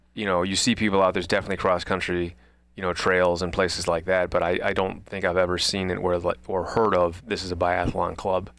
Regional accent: Midwest, United States; I was a kid from the Midwest

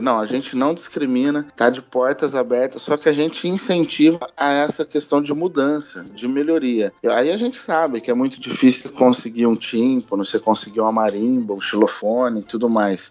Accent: Ribeirão Preto, São Paulo, Brazil; sou natural de Ribeirão Preto, nascido aqui mesmo

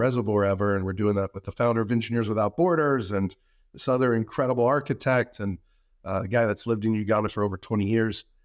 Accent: United States; being an American and having free speech

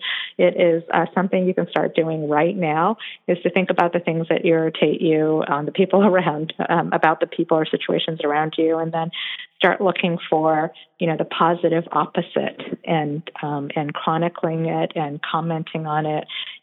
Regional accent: South Korea; born there; one thing for me that was different is that I was born in Korea.

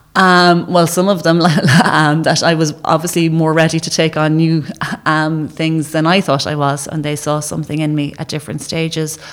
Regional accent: Ireland

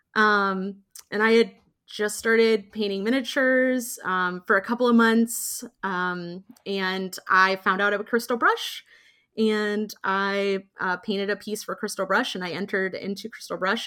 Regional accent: Indiana, United States; I grew up in Indiana

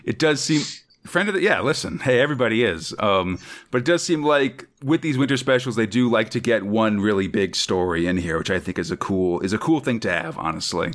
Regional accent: United States; As an American

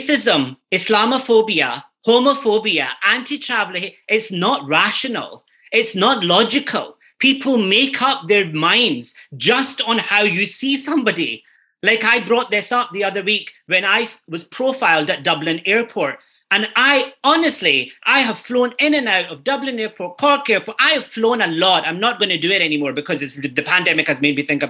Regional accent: Glasgow, Scotland, United Kingdom; now in Ireland; I grew up in Toonheed in Glasgow.

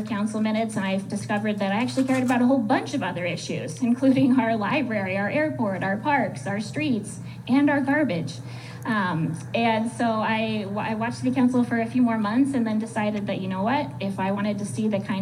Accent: Billings, Montana, United States; also born or lived in Japan / Australia / Michigan; I grew up in Billings.

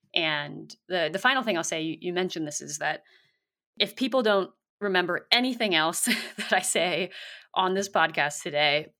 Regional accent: South Bay, Bay Area, California, United States; I grew up in the South Bay near San Jose and Santa Cruz

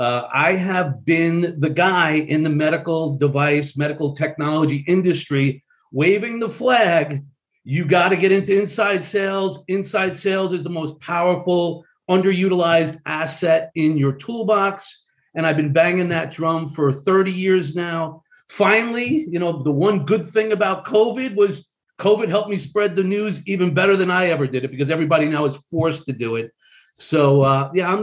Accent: Long Island, New York, United States; moved away; I was brought up in Long Island, New York.

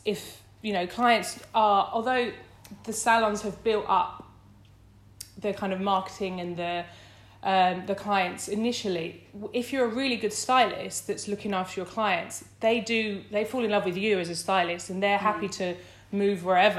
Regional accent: Essex, East of England, United Kingdom; moved away as an adult; now in London, United Kingdom; I grew up in Essex

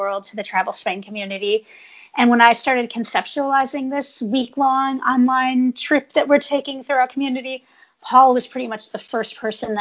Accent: California, United States; moved away; I'm from California

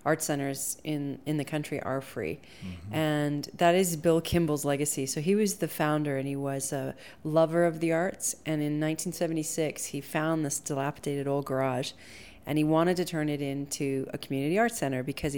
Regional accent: Toronto, Ontario, Canada; moved away as an adult; also born or lived in Montreal, Canada; now in Park City, United States; I am from Canada originally.

